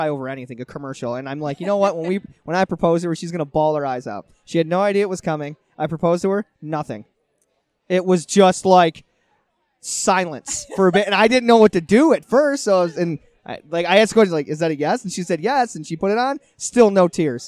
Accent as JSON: {"language": "English", "town": "Arcade", "region": "New York", "country": "United States", "tie": "born or raised there", "also_born_or_lived": "Alexandria, Virginia", "said": "I grew up in Arcade. Country."}